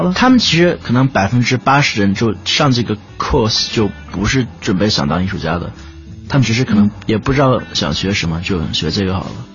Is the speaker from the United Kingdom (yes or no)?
yes; United Kingdom; 我在，呃，英国长大的一个中国人